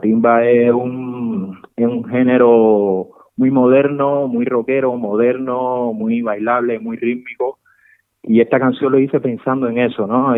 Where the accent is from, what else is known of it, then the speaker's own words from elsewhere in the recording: Santa Clara, Villa Clara, Cuba; moved away as an adult; also born or lived in Havana, Cuba; now in Madrid, Spain; es el barrio donde la ciudad donde yo nací, en Cuba, pertenece, está en el centro de Cuba, pertenece a Santa Clara, Villa Clara.